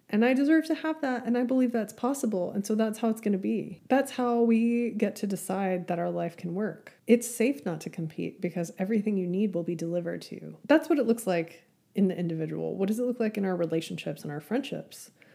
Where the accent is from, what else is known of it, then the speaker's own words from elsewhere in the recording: Amarillo, Texas, United States; my hometown of Amarillo, Texas